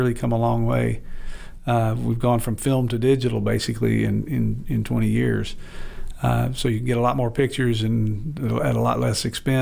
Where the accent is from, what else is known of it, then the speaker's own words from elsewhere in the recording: Arkansas, United States; I grew up in Arkansas